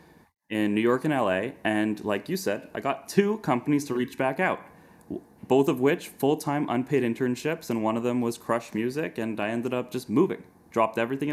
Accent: Canada; moved away as an adult; now in United States; as a Canadian

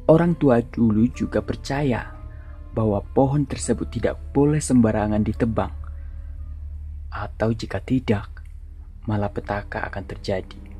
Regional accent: North Sumatra, Indonesia; Aku adalah orang Batak, dan tempat tinggalku sekarang berada di daerah Kaldera Toba.

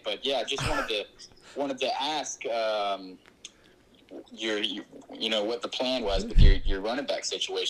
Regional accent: Georgia, United States

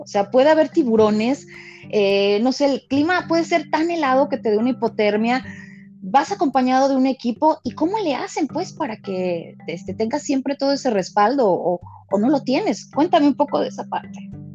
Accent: Mexico; sentimos hasta como mexicanos que todos ganamos

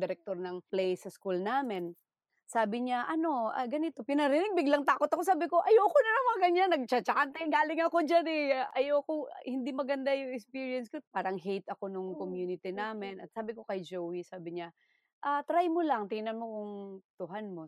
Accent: Agusan del Sur, Caraga, Philippines; growing up in Agusan del Sur, mm-hmm, galing ako mm-hmm. sa katutubong Manobo

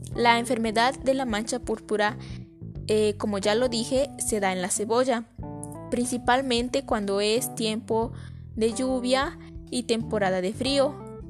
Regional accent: San Antonio Cuayuca, Puebla, Mexico; los cultivos de la cebolla de mi comunidad

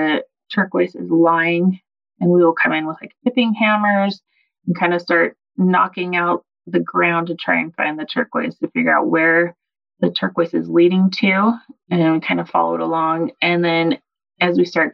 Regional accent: Arizona, United States; now in Nevada, United States; I was born and raised in Arizona

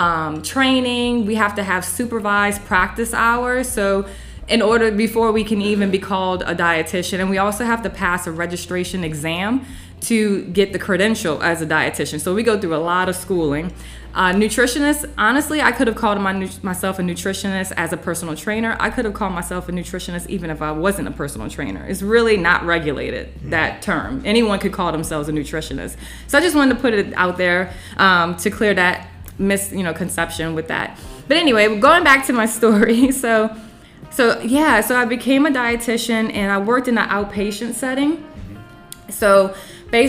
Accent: New Orleans, Louisiana, United States; moved away as an adult; now in North Carolina, United States; I'm from New Orleans

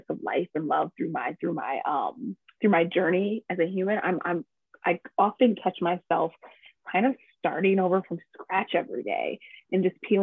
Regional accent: Chicago, Illinois, United States; moved away; also born or lived in Midwest; I'm originally from Chicago, Illinois. Transplant of a lot of different places in the Midwest, but Chicago will always be home

